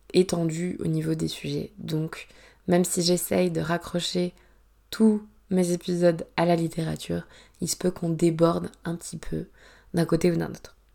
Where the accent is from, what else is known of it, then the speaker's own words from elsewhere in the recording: Provence-Alpes-Côte d'Azur, France; j'ai grandi en Provence